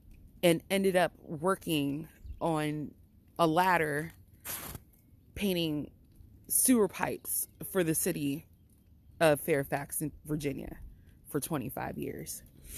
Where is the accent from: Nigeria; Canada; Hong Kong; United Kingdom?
Nigeria; Benin City, Edo; also born or lived in Holly Hill, United States; So, yeah, I'm a Nigerian princess. By way of Benin, Nigeria, and Holly Hill, South Carolina.